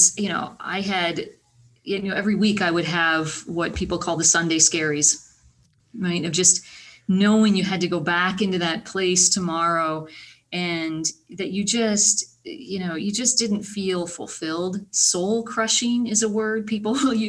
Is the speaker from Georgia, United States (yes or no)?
no; small town Iowa, United States; I am from small town Iowa. Born in small town Iowa, you know, went through school